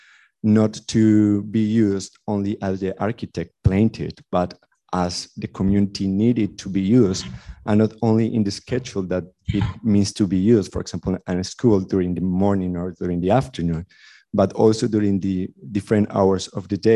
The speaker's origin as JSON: {"language": "English", "country": "Colombia", "said": "I also come from an undeveloped country. I'm from Colombia"}